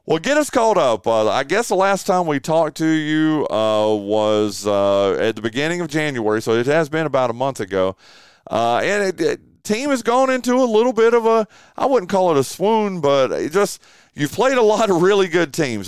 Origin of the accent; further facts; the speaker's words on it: Western North Carolina, United States; I grew up in Western North Carolina